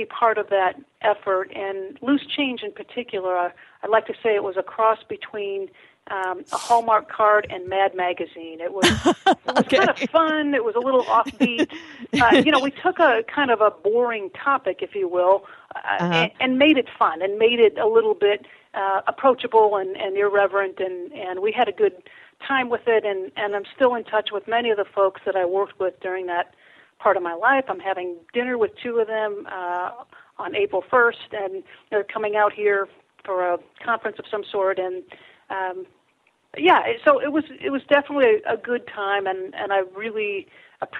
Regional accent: Benton Harbor, Michigan, United States; now in San Diego, United States; Southwest corner down Benton Harbor, St. Joe area.

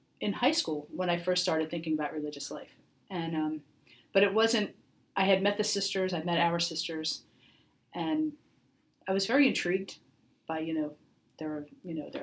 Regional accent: Atlantic Highlands, New Jersey, United States; also born or lived in Kansas; by the time I started school, we were living in New Jersey

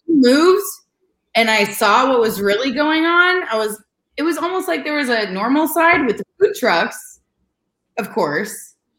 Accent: California, United States; moved away as an adult; I'm from California, so and I'm from a split political family

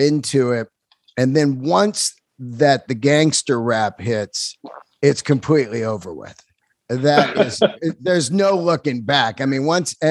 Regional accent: the Bay Area, California, United States; growing up in the right area, the Bay Area

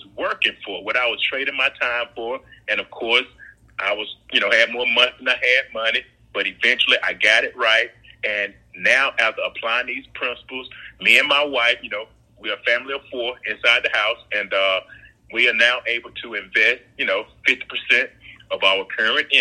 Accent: Perry, Georgia, United States; I was born, I'm a Southerner, country boy. I was born in Perry, Georgia

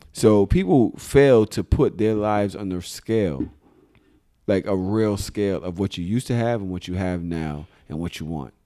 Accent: New York City, New York, United States; I'm a Pisces from Brooklyn.

